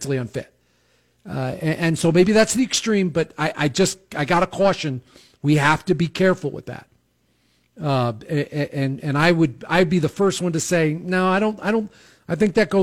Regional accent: outside of New York City, United States; I grew up in outside of New York City

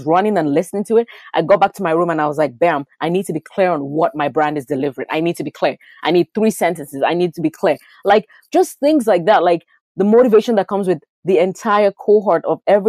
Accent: Lagos, Nigeria; moved away; I was born in a Nigerian culture. I lived in Lagos, Nigeria

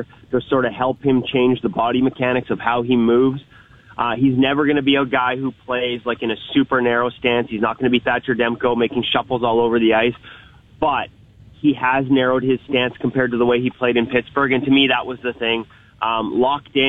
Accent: Vancouver, British Columbia, Canada; I'm from Vancouver

